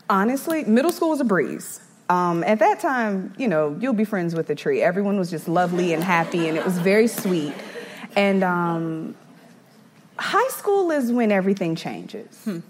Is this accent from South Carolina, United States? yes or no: yes; Eastover, South Carolina, United States; also born or lived in Brooklyn, New York; we ended up coming down to South Carolina